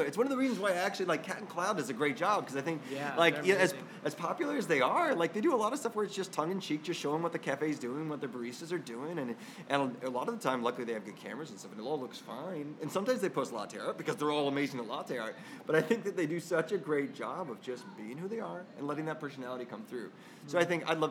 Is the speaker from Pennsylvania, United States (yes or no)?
no; Irvine, California, United States; born or raised there